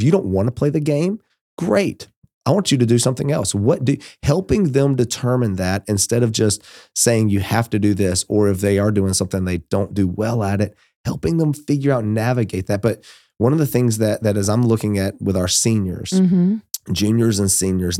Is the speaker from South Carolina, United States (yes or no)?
no; Georgia, United States; moved away; I'm from Georgia